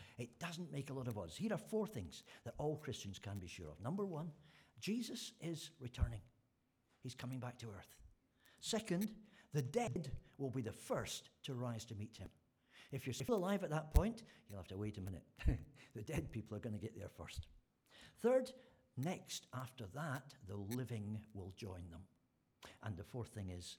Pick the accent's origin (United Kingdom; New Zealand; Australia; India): United Kingdom; Scotland; being Scottish